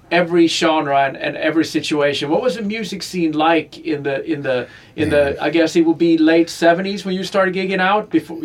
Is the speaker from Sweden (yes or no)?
yes; Sweden; moved away; I grew up in Sweden, and I grew up in a small town of 30,000.